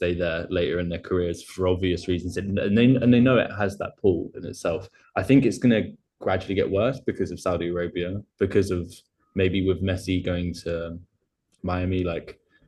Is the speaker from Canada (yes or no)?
no; Essex, East of England, United Kingdom; I grew up in Essex